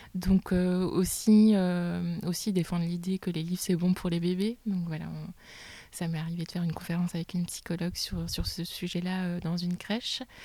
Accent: Gérardmer, Grand Est, France; moved away as an adult; also born or lived in Reims / Épinal / Bordeaux / Bilbao; now in Saint-Nazaire, France; je suis née à Reims et ensuite j'ai grandi dans les Vosges à Gérardmer

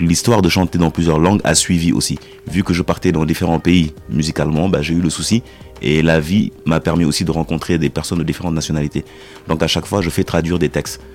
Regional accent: Senegal; je suis sénégalais

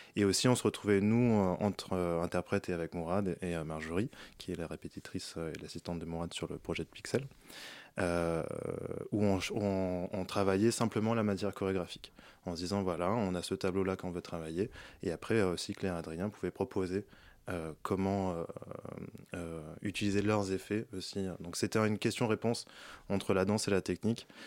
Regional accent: Paris, Île-de-France, France; j'ai grandi à Paris

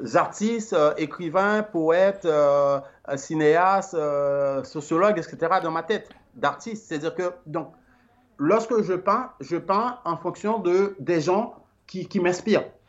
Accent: Limbé, Nord, Haiti; now in Belgium; Je suis né à, à, à Limbé, Limbé, euh, c'est une petite ville et euh, eh ben, euh, du département du Nord

